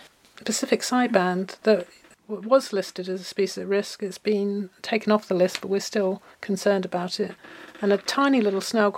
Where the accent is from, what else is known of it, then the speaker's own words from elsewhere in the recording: England, United Kingdom; now in Cortes Island, Canada; when I came to Cortes and to Canada, as you can tell I'm from England